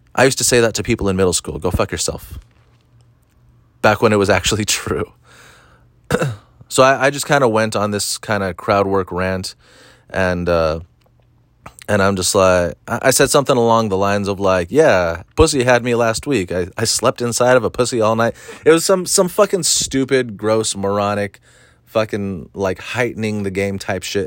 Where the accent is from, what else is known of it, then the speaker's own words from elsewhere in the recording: Orange County, California, United States; I'm from Orange County, and I, I mostly hang out and do comedy in LA.